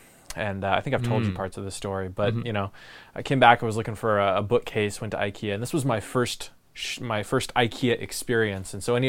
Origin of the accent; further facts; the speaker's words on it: Tigard, Oregon, United States; I'm coming straight from Tigard, Oregon.